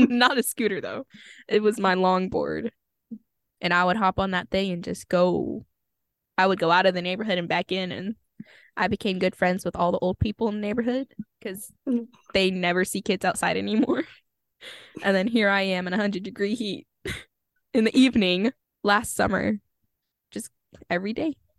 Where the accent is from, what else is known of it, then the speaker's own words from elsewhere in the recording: Texas, United States; being a Texan